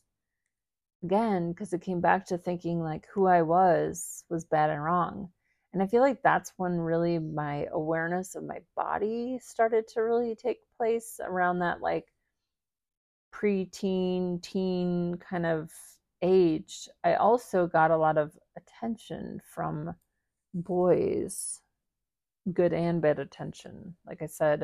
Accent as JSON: {"language": "English", "region": "Midwest", "country": "United States", "tie": "born or raised there", "said": "growing up in the Midwest, going to the high school that I went"}